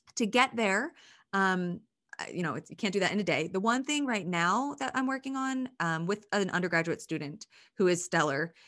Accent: Pennsylvania, United States; moved away; I'm from Pennsylvania

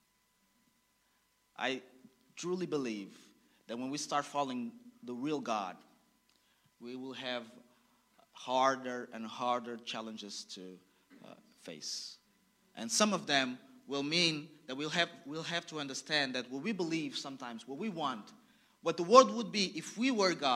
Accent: Angola; I was born in Angola

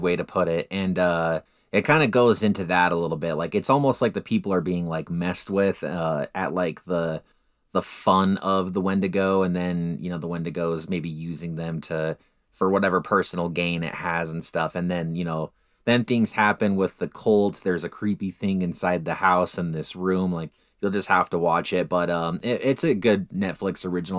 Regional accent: Utah, United States; we're from Utah

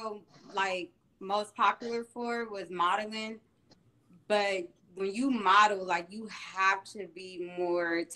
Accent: Columbus, Ohio, United States; I'm from Columbus, Ohio, 614, you know, home of the Buckeyes

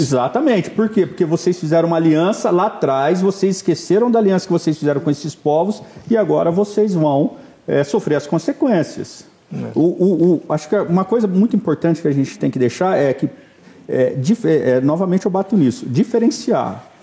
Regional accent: Campinas, São Paulo, Brazil; eu sou de Campinas

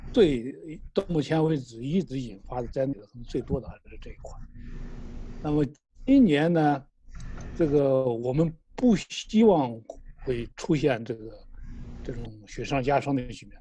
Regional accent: China; 我们中国人

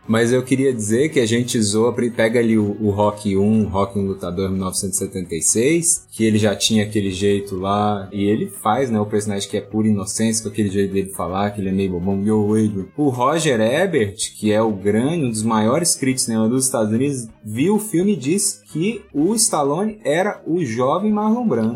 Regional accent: Goiânia, Goiás, Brazil; eu sou de Goiânia

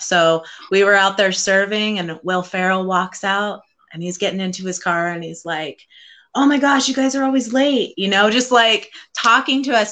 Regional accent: Central California, United States; moved away as an adult; I was born and raised in Central California for 22 years

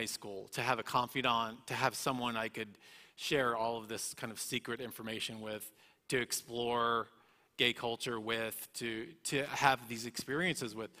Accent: Dallas, Texas, United States; moved away; also born or lived in West Hollywood; in Dallas, Texas, where I was raised.

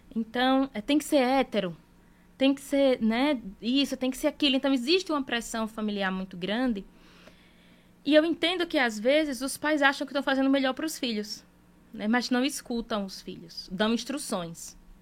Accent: Northeast Region, Brazil; A gente é nordestino

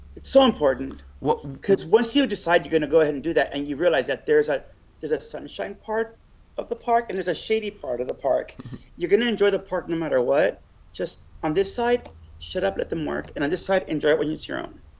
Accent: Los Angeles, California, United States; I'm from LA. On uh, my whole entire life

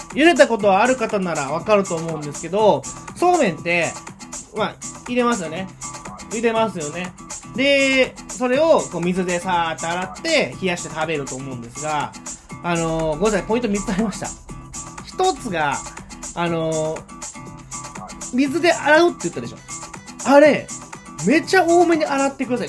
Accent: Nara, Japan; 私奈良出身

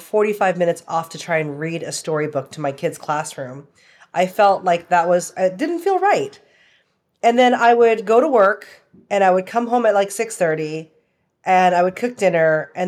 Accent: Canada; also born or lived in Toronto / Vancouver / Calgary / Hong Kong; now in Austin, United States; I live in Austin, Texas. I've been here for about 8 years now. I'm originally from Canada, like parts of Toronto, Vancouver, Calgary, and Hong Kong.

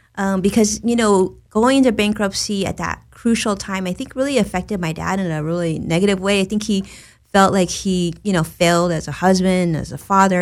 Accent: Los Angeles, California, United States; also born or lived in Orange County; I was born and raised in Los Angeles

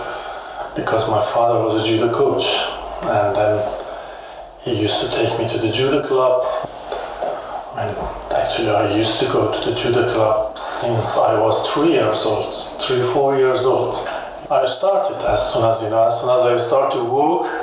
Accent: Iran; English is a second language; moved away as an adult; now in Germany; I used to have a problem in Iran about my religion

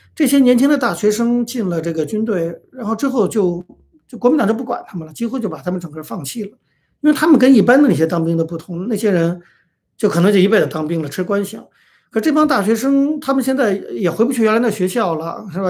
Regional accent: China; 我们中国人

